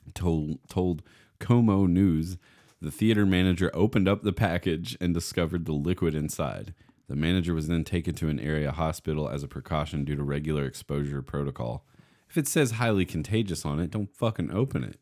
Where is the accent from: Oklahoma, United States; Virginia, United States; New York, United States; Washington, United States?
Virginia, United States; near Russell County; outside of my hometown, a couple miles away, um, in, in Russell County in Virginia